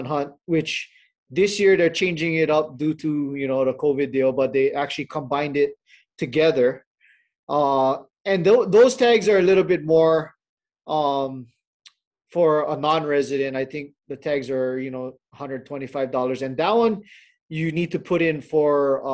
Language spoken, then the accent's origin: English; Hawaii, United States; born and raised in Hawaii